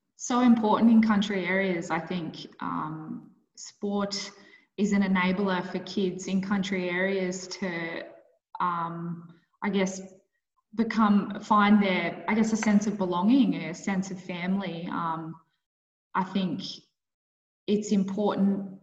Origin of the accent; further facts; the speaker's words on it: Bathurst, New South Wales, Australia; moved away as an adult; also born or lived in Queensland / Northern Territory; I grew up in Bathurst